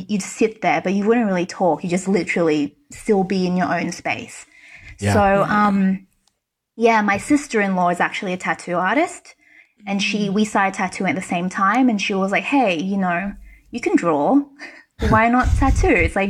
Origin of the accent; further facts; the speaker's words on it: Australia; moved away as an adult; also born or lived in China / New York City, United States; now in Warsaw, Poland; I was born in China. I grew up in Australia, I studied in New York, and now I live in Warsaw, Poland.